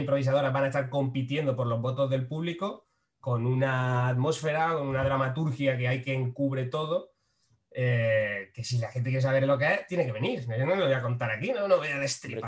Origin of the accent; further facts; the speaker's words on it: Frailes, Andalusia, Spain; now in Málaga, Spain; soy de Frailes, que es un pueblo de Jaén.